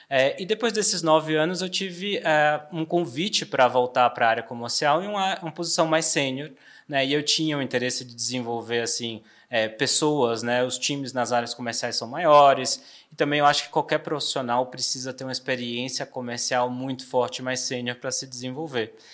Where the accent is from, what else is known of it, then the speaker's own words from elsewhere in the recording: Salvador, Bahia, Brazil; now in São Paulo, Brazil; Eu, eu, brinco que eu já sou sotero paulistano, né?